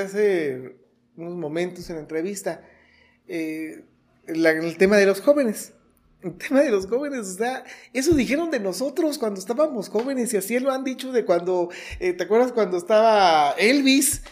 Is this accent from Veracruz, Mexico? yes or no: no; Los Reyes, Michoacán, Mexico; also born or lived in Morelia; finalmente somos reyenses, finalmente somos michoacanos, finalmente somos mexicanos